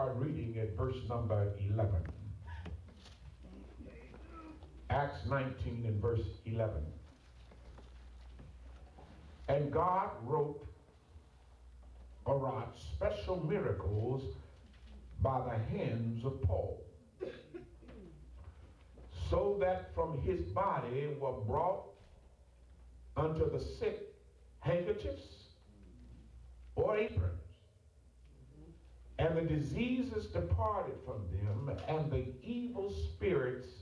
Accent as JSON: {"language": "English", "region": "Ohio", "country": "United States", "also_born_or_lived": "Atlanta", "moved": "yes", "said": "I'm from Ohio"}